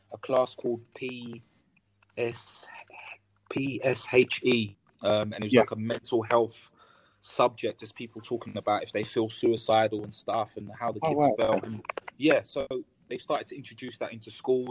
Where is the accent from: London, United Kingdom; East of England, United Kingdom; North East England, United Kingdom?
London, United Kingdom; I'm a South London boy, so I grew up in Peckham. I was born and raised in Peckham